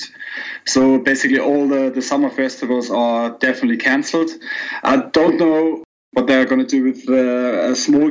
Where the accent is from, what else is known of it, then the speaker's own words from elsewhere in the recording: Hamburg, Germany; I'm from Hamburg and I live here